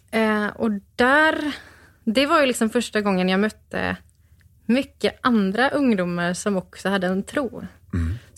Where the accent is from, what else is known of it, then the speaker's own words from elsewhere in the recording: Gothenburg, Västra Götaland, Sweden; born there; also born or lived in Örebro / Stockholm / Mullsjö / Burhult; Eh, på Östra sjukhuset i Göteborg.